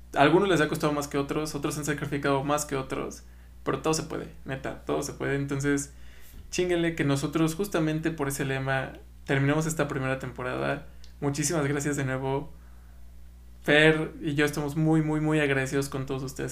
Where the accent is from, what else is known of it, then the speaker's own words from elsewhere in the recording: Mexico; nosotros como mexicanos